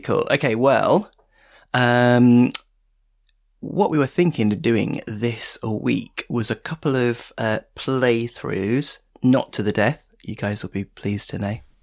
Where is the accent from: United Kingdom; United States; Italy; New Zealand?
United Kingdom; Stevenage, East of England; I grew up in Stevenage